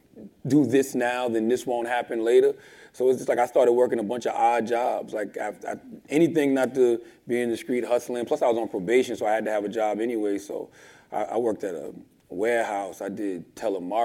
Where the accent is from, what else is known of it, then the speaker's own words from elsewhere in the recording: Moncks Corner, South Carolina, United States; also born or lived in Charleston, South Carolina; I'm from South Carolina, a small town called Monk's Corner. I was born in Charleston